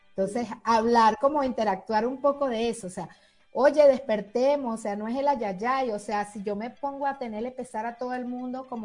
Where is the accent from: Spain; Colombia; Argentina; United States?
Colombia; also born or lived in Venezuela; yo también soy colombiana, venezolana